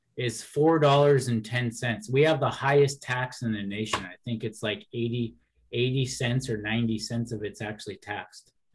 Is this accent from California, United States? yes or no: no; Seattle, Washington, United States; in the Seattle area, I'm about um, about 30 miles south of the airport. So I've been here my whole life.